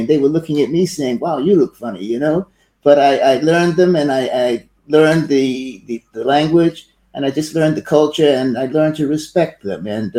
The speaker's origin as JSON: {"language": "English", "town": "New York City", "region": "New York", "country": "United States", "tie": "born or raised there", "also_born_or_lived": "Thailand / Singapore / Hong Kong / Malaysia", "moved": "as an adult", "lives_now": "France", "said": "I was born in Brooklyn, New York, and I went into the Air Force at an early age of about 19"}